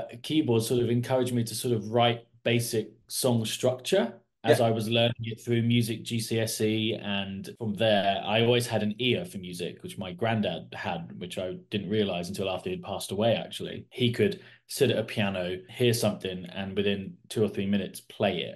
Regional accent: Kidderminster, West Midlands, United Kingdom; now in Portsmouth, United Kingdom; I live in Portsmouth in the south of the country. My whole family originate from the West Midlands in Bromwich, and I was born in Kidderminster, so in the West Midlands.

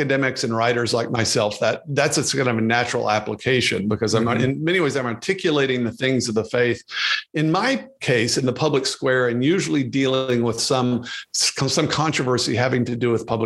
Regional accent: Amarillo, Texas, United States; now in Washington, D.C., United States; born and raised in Amarillo, Texas

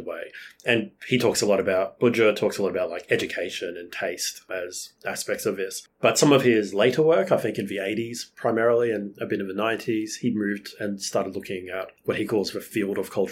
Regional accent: Australia; as like an Australian

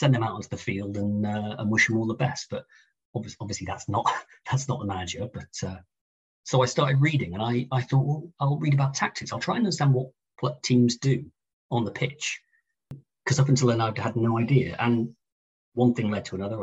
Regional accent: Chester, North West England, United Kingdom; I grew up in Chester. In the northwest

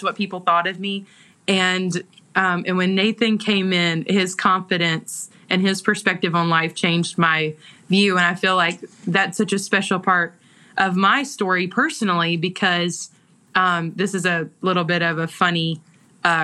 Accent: Georgia, United States; accent: Southern; I grew up in Georgia. And so I'm born and raised right where we live.

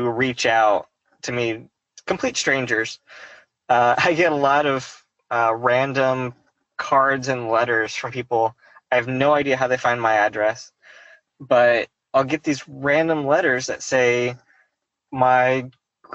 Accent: Fayetteville, Arkansas, United States; I grew up in Northwest Arkansas in Fayetteville

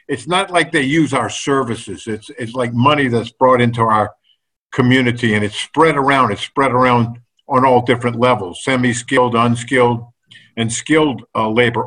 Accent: New Orleans, Louisiana, United States; I'm not from Baton Rouge. I'm from that suburb of Baton Rouge called New Orleans

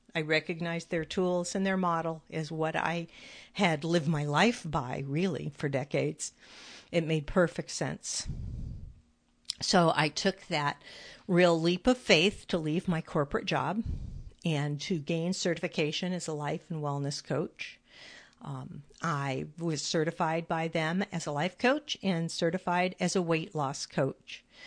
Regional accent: California, United States; moved away as an adult; When I lived in California, which I still consider my home, I was raised in California.

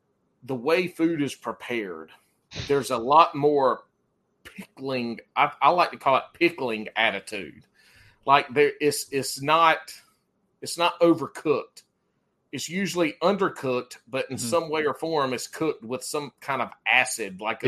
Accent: South Carolina, United States; moved away; Look, man, I'm from South Carolina.

